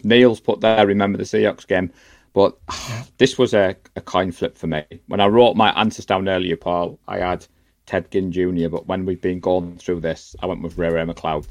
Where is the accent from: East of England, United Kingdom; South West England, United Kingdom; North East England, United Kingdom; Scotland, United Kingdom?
North East England, United Kingdom; Darlington; now in Middlesbrough, United Kingdom; I'm from Darlington, but I live in Middlesbrough.